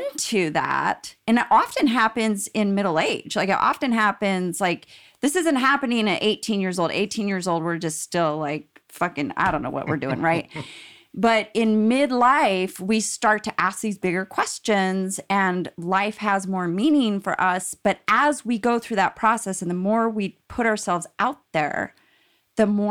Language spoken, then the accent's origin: English; Salt Lake City, Utah, United States; now in Seattle, United States; I am from Salt Lake City. Born and raised.